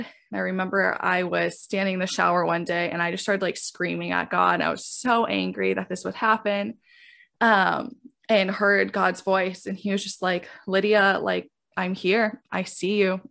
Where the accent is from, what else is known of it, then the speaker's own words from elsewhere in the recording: Southwest Michigan, United States; now in New York City, United States; I grew up in Southwest Michigan, um, in, like, a very Christian hometown